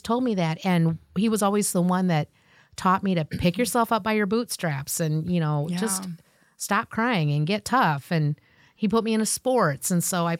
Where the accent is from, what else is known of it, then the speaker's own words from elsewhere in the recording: Davenport, Iowa, United States; also born or lived in Olongapo City, Philippines; I was raised in Iowa